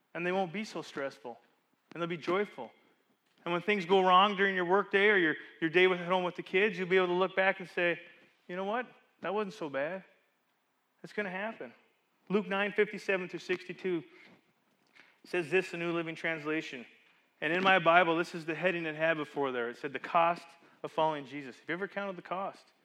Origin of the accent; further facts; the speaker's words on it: Calgary, Alberta, Canada; moved away; we're at the Market Mall parking lot in the middle of Calgary, Alberta, where I grew up